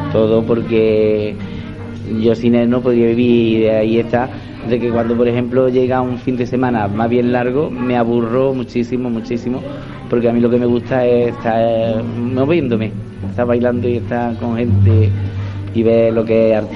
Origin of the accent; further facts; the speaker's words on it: Antequera, Andalusia, Spain; also born or lived in Archidona / Seville; Pues me vine con ocho años aquí en Antequera y después pues ya estuve en Sevilla y todo esto.